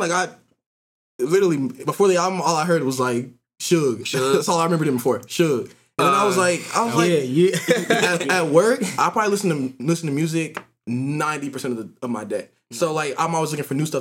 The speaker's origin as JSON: {"language": "English", "town": "Jacksonville", "region": "Florida", "country": "United States", "said": "we're from Jacksonville"}